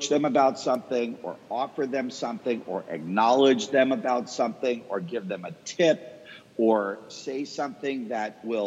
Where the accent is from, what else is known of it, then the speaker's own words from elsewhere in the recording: Boston, Massachusetts, United States; now in Dallas, United States; Boston, where I'm from. So that's my hometown. I live in Dallas now